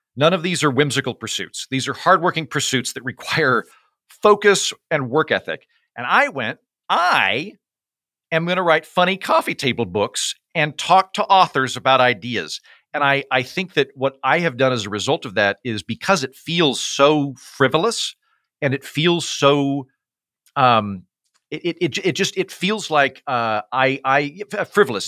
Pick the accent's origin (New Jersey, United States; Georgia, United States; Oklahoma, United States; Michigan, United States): Oklahoma, United States; moved away; I'm from Oklahoma, which is the holster of the Bible Belt